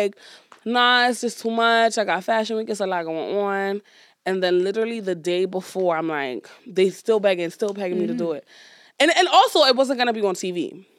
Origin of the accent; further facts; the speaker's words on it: Brooklyn, New York, United States; Brooklyn, New York, period.